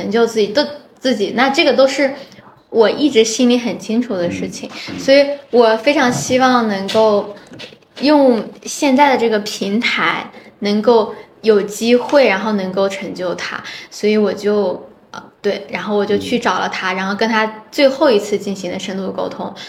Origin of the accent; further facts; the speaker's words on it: Shanxi, China; 因为我自己本身也是从山西过来的，所以我很清楚